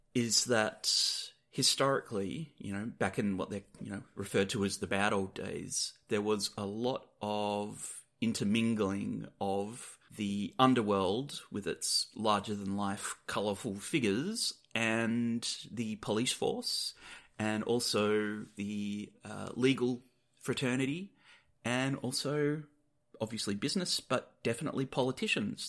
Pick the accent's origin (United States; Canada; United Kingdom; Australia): Australia; Perth, Western Australia; we're returning to my hometown of Perth in Western Australia